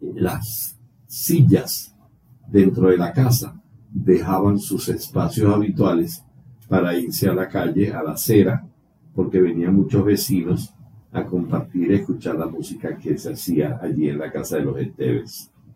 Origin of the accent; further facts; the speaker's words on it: Calabozo, Guárico, Venezuela; yo soy nativo de Calabozo, Estado Guárico